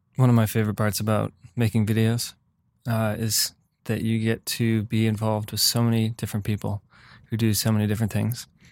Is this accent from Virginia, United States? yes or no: no; Michigan, United States; moved away; I'm from Michigan